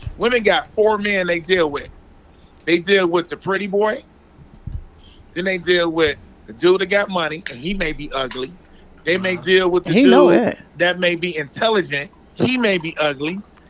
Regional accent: Detroit, Michigan, United States; I'm from Detroit.

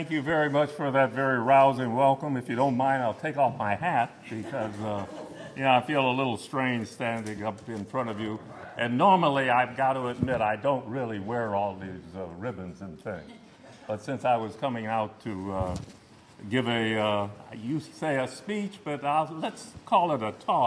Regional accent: Los Angeles, California, United States; I was born here in Los Angeles.

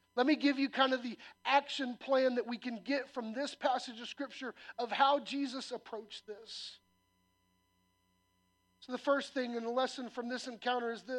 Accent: the South, United States; I'm a Southerner by nature

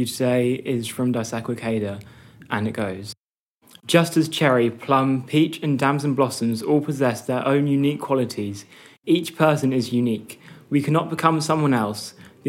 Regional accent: London, United Kingdom; I'm from North London, and I'm a dancer and overall happy person.

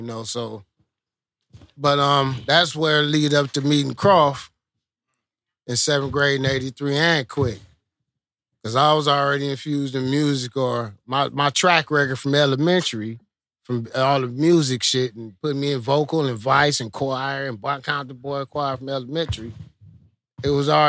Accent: Compton, California, United States; I'm from Compton.

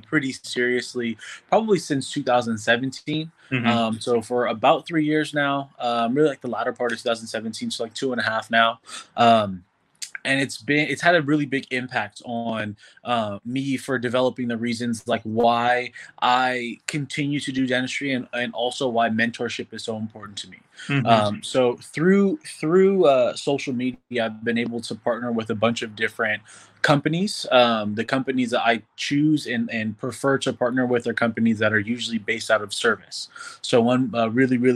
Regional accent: San Francisco, California, United States; also born or lived in Oakland; now in Los Angeles, United States; I'm originally from the San Francisco Bay Area, born and raised in San Francisco. Then I moved to the East Bay, went to high school in Oakland

